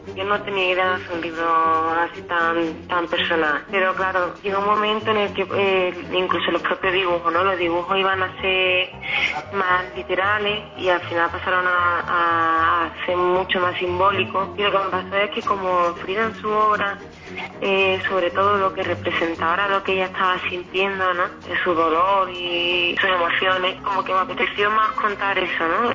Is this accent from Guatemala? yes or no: no; Spain; de España